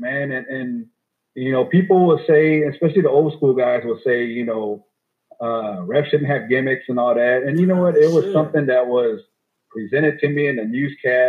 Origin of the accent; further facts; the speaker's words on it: San Antonio, Texas, United States; I can still do things here in my hometown